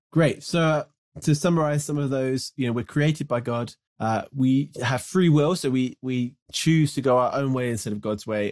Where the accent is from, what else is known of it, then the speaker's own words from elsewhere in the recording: United Kingdom; moved away as an adult; as someone who grew up in the U K, where there isn't much natural beauty, uh, it's certainly where I grew up, just kind of west of London a little bit